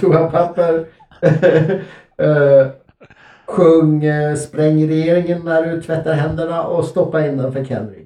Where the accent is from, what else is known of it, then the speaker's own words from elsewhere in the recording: Örsundsbro, Uppsala County, Sweden; i Örsundsbro där jag växte upp